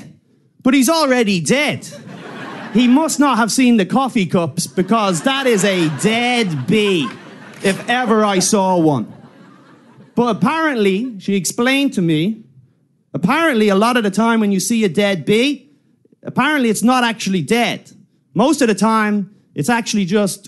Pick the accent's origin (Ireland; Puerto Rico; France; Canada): Ireland; I'm from Ireland